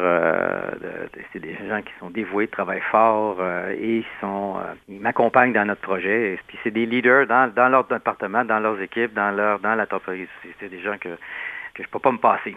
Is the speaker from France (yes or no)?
no; Quebec City, Quebec, Canada; je viens de Québec, la ville de Québec. Puis à Québec, il n'y a pas tellement d'anglophones.